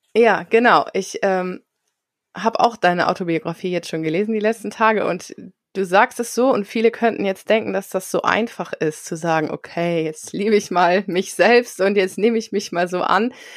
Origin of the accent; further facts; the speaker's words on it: near Osnabrück, Lower Saxony, Germany; ich komme ja auch aus der Nähe von Osnabrück